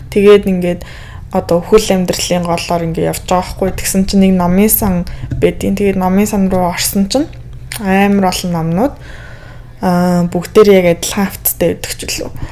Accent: Mongolia; би Монгол төрөөгөө Америк хүн болж төрсэн байсан бол яах вэ

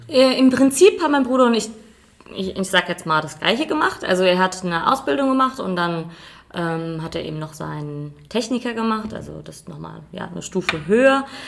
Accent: Rheingau, Hesse, Germany; bei uns im Rheingau

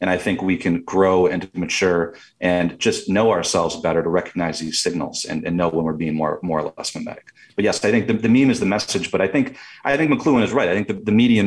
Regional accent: Michigan, United States; I'm from Michigan too.

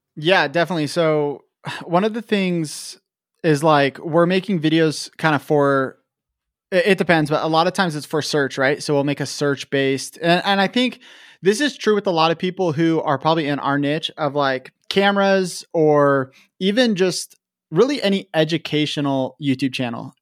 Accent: Vancouver, Washington, United States; also born or lived in Portland, Oregon / Kennewick, Washington; I was born in Vancouver, Washington, or Portland, Oregon, but kind of grew up in Vancouver, Washington

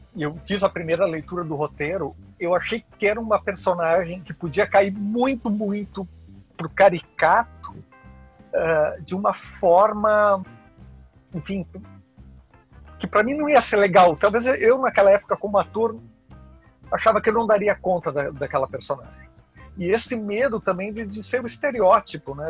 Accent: Encantado, Rio Grande do Sul, Brazil; na cidade do, do, interior onde eu nasci, hum. na cidade de Encantado, no, no interior do Rio Grande do Sul. Então eu sempre fui criado frequentando

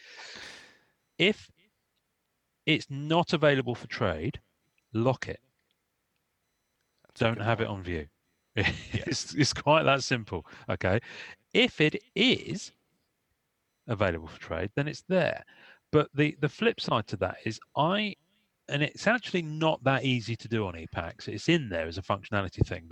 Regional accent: England, United Kingdom; I'm English

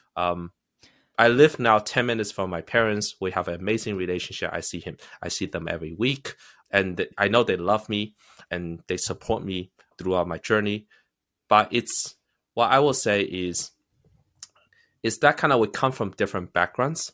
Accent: United States; also born or lived in China; I am a immigrant. I think I am luckier than most immigrants in that sense. Because I came here when I was eleven

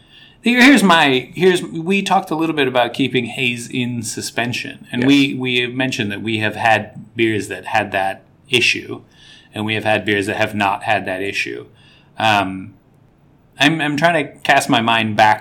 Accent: United States; I'm an American

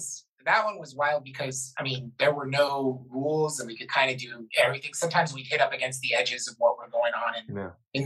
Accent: Florida, United States; I'm from Florida.

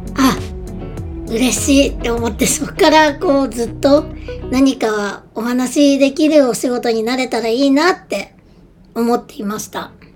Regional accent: northern Japan, Japan; 北国で生まれ育っていて、都会じゃなかったので、こう結構車文化な地域だったんですね。

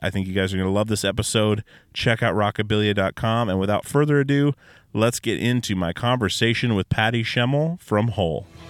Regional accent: Alaska, United States; born or raised there

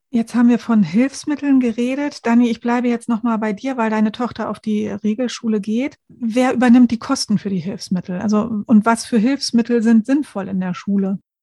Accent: Lower Saxony, Germany; bei uns in Niedersachsen

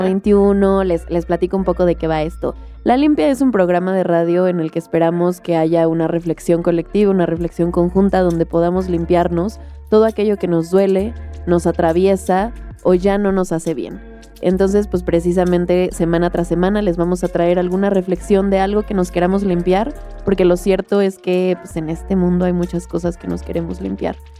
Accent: Mexico; soy una mujer mexicana de 25 años

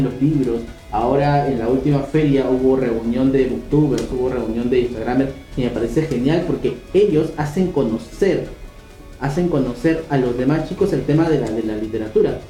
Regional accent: Peru; nosotros los peruanos somos los que empujamos

